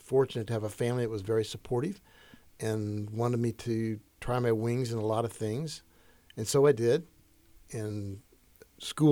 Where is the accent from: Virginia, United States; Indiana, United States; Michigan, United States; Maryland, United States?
Indiana, United States; Yorktown; I'm from Indiana. I'm from all around Indiana